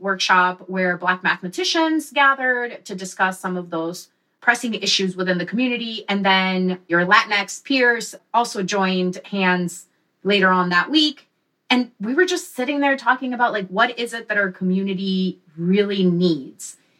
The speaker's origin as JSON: {"language": "English", "region": "Wisconsin", "country": "United States", "tie": "born or raised there", "also_born_or_lived": "Mexico", "said": "I'm originally from Mexico. Grew up in Wisconsin"}